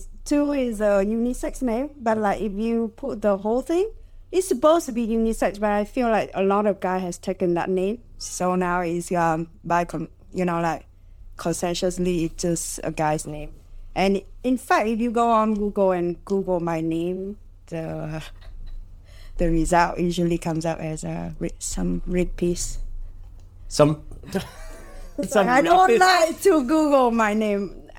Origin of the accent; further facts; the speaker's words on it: Hanoi, Vietnam; Growing up in Hanoi is interesting in its own way.